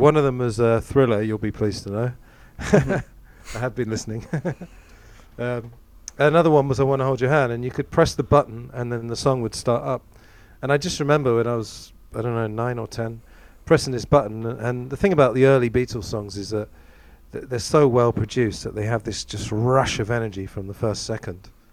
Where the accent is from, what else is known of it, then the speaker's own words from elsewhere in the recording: England, United Kingdom; growing up in England